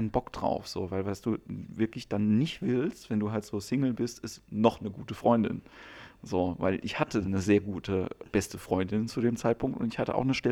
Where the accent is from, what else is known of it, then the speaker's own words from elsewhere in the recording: Ludwigshafen, Rhineland-Palatinate, Germany; now in Lüneburg, Germany; ja, ich äh, wohne in Lüneburg, aber eigentlich komme ich aus Ludwigshafen.